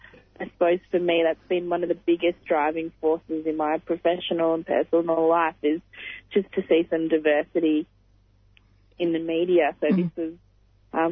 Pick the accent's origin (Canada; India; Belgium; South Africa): India; I'm a Indian Muslim woman.